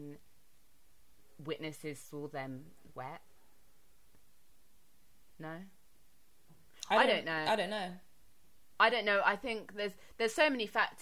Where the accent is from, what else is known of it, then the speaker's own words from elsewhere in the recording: London, United Kingdom; growing up in London